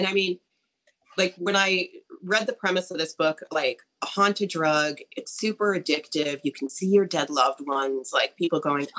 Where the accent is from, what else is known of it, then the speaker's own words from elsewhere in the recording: New Hampshire, United States; also born or lived in Midwest; I am in New England. I'm in New Hampshire. Yeah. But for a while, the Midwest, but born and bred in New Hampshire. And now I live back here in New Hampshire.